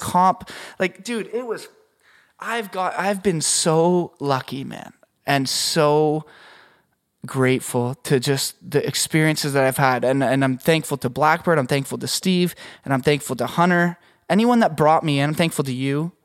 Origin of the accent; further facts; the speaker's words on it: Canada; moved away; I'm Canadian